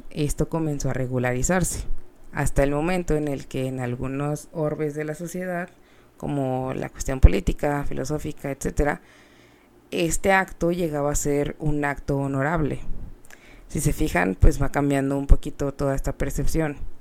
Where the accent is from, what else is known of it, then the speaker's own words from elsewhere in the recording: Mexico; siendo mexicanos, eh, somos personas muy, pues más cálidas